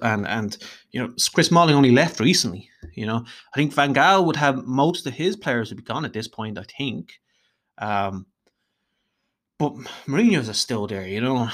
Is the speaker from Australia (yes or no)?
no; Dublin, Leinster, Ireland; if you can't tell from my voice, I'm Irish, uh, hailing from Dublin in Ireland